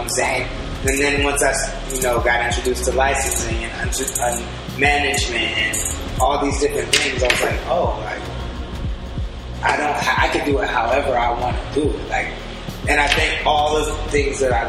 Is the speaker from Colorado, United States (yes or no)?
no; California coast, United States; I love my hometown